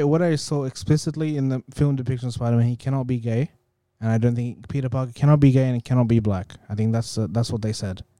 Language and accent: English; India; moved away; when I was growing up in India